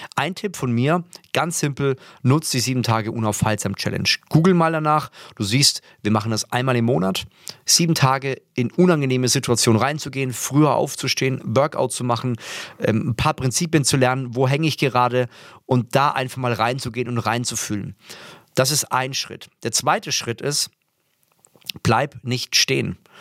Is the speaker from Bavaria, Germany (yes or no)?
yes; Würzburg, Bavaria, Germany; ich komme ja aus Würzburg